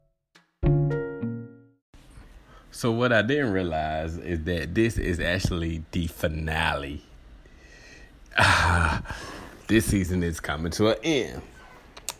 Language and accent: English; Alabama, United States; I'm from Alabama